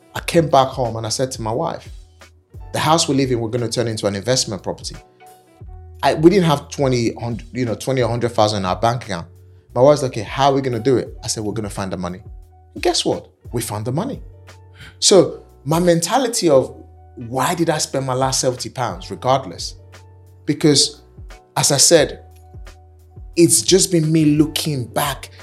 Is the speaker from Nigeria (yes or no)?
yes; Nigeria; accent: African; moved away as an adult; now in United Kingdom; I'm African, I'm Nigerian